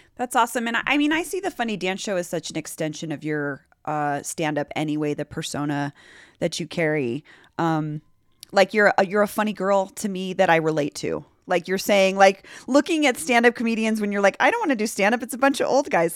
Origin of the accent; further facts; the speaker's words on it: Denver, Colorado, United States; we both grew up here